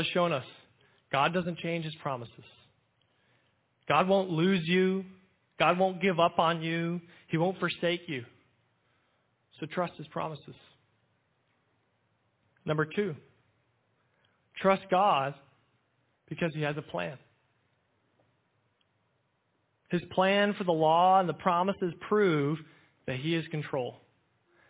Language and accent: English; United States